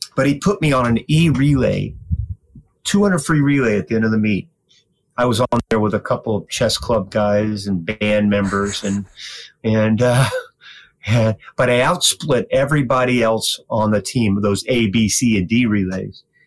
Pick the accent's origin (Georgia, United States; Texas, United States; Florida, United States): Florida, United States; Winter Haven; I grew up in Winter Haven, Florida